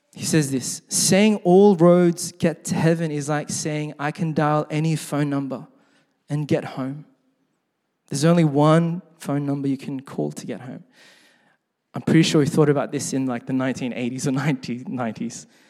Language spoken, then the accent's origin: English; Sydney, New South Wales, Australia; growing up in Sydney, uh, my parents were first generation Korean immigrants